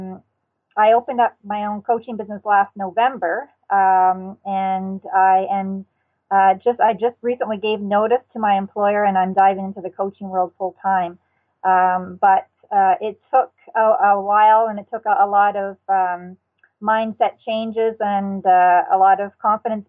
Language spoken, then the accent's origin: English; New Brunswick, Canada; I grew up in New Brunswick, Canada